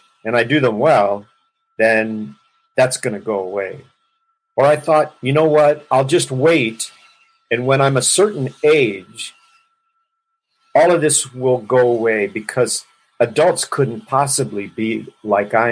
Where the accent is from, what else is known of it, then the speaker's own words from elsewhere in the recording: Los Angeles, California, United States; I grew up in Los Angeles and in a very large family